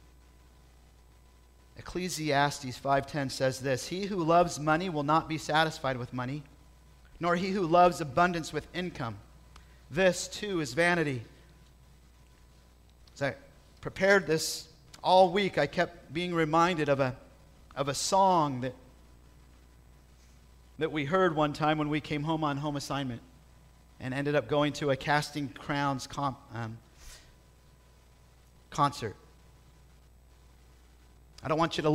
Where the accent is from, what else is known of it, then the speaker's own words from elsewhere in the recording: South Bay, California, United States; growing up in the South Bay where I was